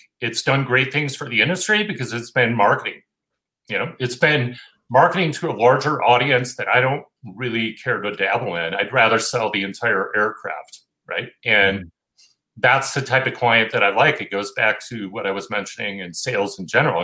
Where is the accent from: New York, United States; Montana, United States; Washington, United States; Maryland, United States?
Montana, United States; I grew up in Montana